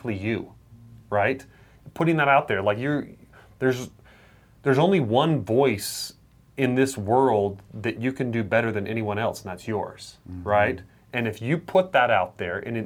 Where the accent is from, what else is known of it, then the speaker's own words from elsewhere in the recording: Idaho, United States; growing up in Idaho